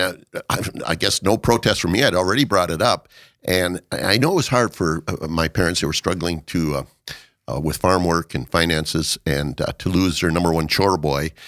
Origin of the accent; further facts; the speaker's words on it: Watertown, South Dakota, United States; I was born in Watertown, South Dakota.